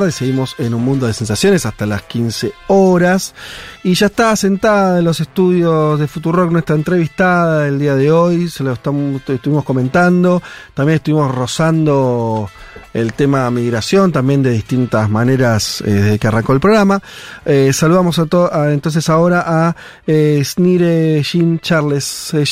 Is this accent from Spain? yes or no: no; Port-au-Prince, Ouest, Haiti; Spanish is a second language; moved away as an adult; now in Buenos Aires, Argentina; Sí, soy de Haití. Eh, ¿Puerto Príncipe? Puerto Príncipe, la, capital, sí.